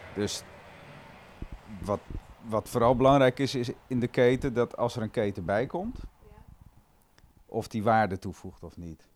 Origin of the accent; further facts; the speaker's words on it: Amstelveen, North Holland, Netherlands; Ik kom uit Amstelveen en daar zit best een heel goed vogelweidegebied ook, de Bovenkerkenpolder. Um, ehm, en daar liep ik van mijn vijf tot mijn vijftiende bij een, vriendje op de boerderij